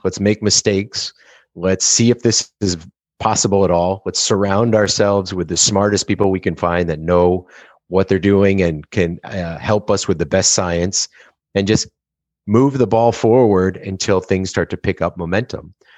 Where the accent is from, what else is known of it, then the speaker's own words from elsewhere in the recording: South Florida, United States; my brother and I grew up in South Florida in a time when it was still pretty rural